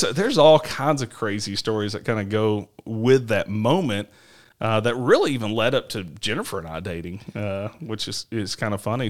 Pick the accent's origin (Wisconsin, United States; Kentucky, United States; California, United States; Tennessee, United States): Tennessee, United States; Nashville; moved away; I grew up in Nashville, um, Tennessee